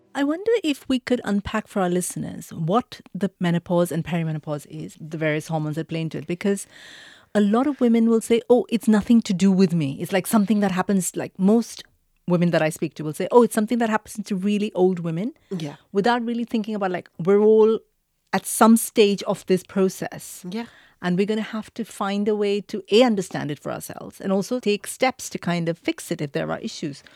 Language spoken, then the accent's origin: English; India; moved away; I grew up in India